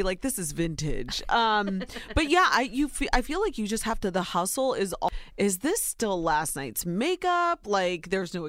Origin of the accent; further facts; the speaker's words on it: Ohio, United States; Soy nicaragüense, but I was born and raised in Ohio. I'm a wife, a mama, and a worker bee.